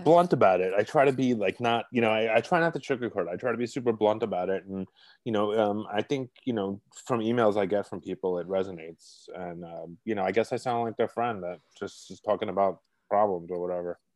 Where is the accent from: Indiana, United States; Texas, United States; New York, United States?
New York, United States; New York City; accent: Brooklyn; moved away; I'm originally from Brooklyn, if you can't tell by the accent